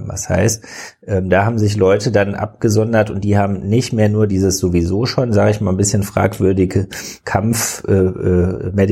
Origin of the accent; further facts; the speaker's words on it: Cologne, North Rhine-Westphalia, Germany; ich bin Kölner.